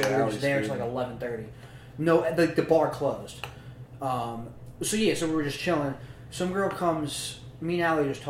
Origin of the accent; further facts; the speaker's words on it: Freehold, New Jersey, United States; I grew up down the street from